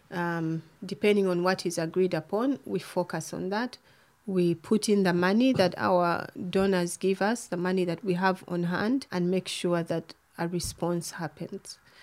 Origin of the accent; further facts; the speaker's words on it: Kampala, Central Region, Uganda; moved away as an adult; now in Canada; I'm from Uganda, born and raised in Kampala, the capital